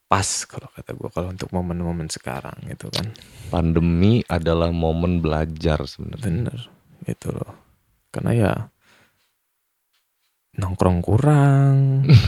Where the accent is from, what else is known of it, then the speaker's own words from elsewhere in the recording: Lampung, Indonesia; kita orang Lampung